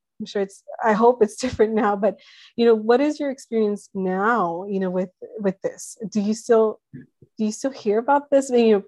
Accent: United States; also born or lived in central Mexico; being first generation here, that I was not aware of until I think I was in middle school when I went to Mexico, central Mexico, to live with some family there for the first time. I had always identified as Mexican.

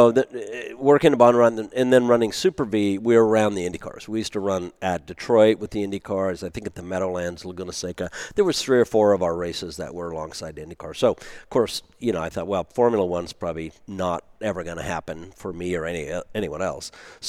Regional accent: Germany; born there; I was American, even though I had a German, Italian sounding name

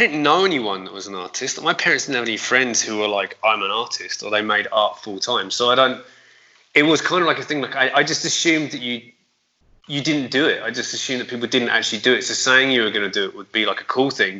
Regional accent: Aldershot, South East England, United Kingdom; moved away as an adult; now in London, United Kingdom; I grew up there until I was 19

